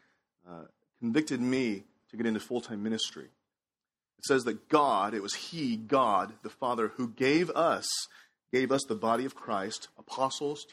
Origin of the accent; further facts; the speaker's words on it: Houston, Texas, United States; also born or lived in Shanghai, China; I moved here to Houston from Shanghai, China at the age of 7.